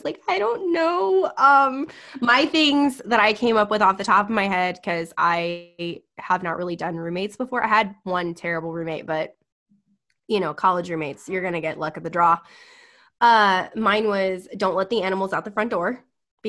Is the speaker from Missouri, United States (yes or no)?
no; Texas, United States; I come from Texas